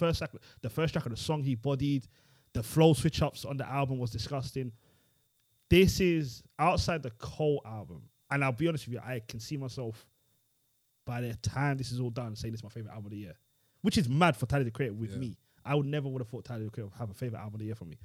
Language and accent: English; London, United Kingdom; I'm from Tottenham